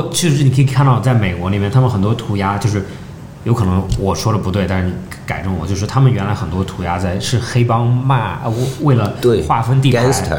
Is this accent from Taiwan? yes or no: no; Melbourne, Victoria, Australia; moved away; 我在澳大利亚，我在澳大利亚长长大的，